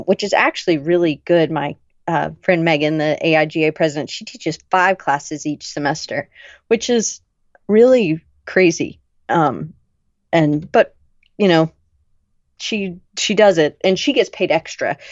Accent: the South, United States; I grew up in the South. I never really felt like I fit in. I was a little too loud for a good Southern girl

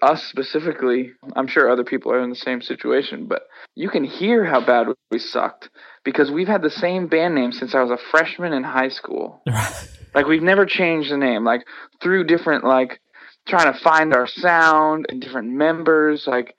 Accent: Worcester, Massachusetts, United States; I personally loved growing up in Worcester. Don't have anything to compare to, obviously, because I didn't I didn't move around. A lot of kids growing up, whether it's, you know, their parents moving around for job purposes or whatever, you know, moved around a lot as kids, but not me. I grew up here

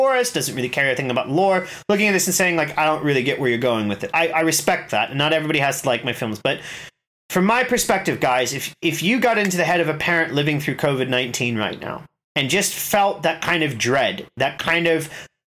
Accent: United States; moved away; I'm American

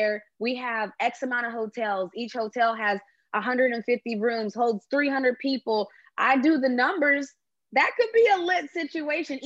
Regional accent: West Virginia, United States; we're from West Virginia, so we see mountains.

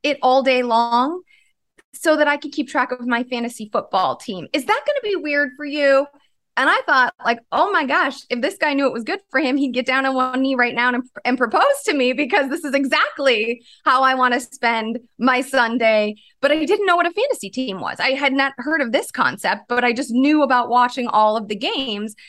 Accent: Chicago, Illinois, United States; I grew up in Chicago

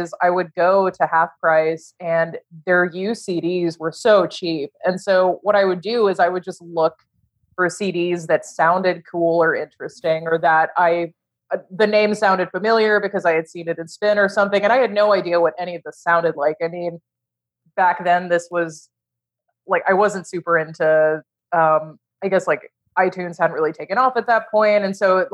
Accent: Houston, Texas, United States; I grew up in Houston

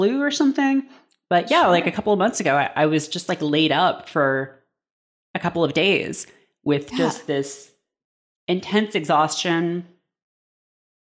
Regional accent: Canada; born or raised there; moved away; also born or lived in Toronto

